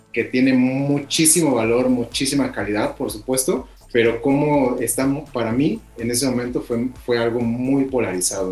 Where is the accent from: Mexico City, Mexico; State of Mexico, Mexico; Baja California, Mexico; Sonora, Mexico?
State of Mexico, Mexico; moved away as an adult; also born or lived in Oaxaca; Yo soy originario del Estado de México y, me, mudé a Oaxaca